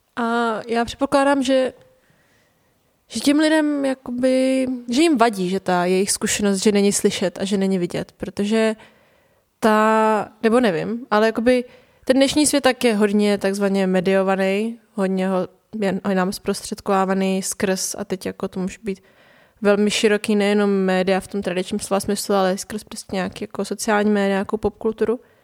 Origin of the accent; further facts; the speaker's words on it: Prague, Czechia; also born or lived in north of England; jsem se přestěhovala z hlavního města do nějakého jako náhodného městečka v Anglii